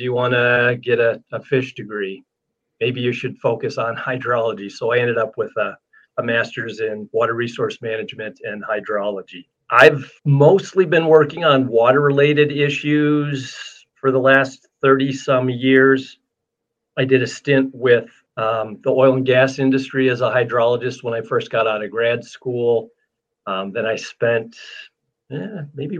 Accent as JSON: {"language": "English", "region": "Western New York State", "country": "United States", "tie": "born or raised there", "moved": "yes", "lives_now": "Wyoming, United States", "said": "I grew up in Western New York State and have been migrating west my whole life."}